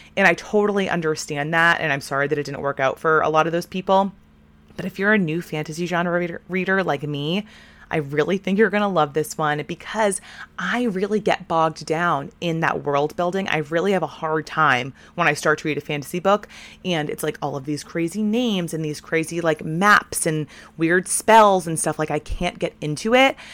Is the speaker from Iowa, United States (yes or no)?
no; Portland, Maine, United States; my hometown of Portland